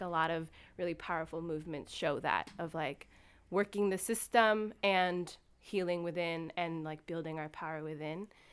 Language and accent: English; California, United States; moved away as an adult; now in Seattle, United States; I'm from California, and I don't call myself a transplant 'cause I've been living in this area for eleven years now.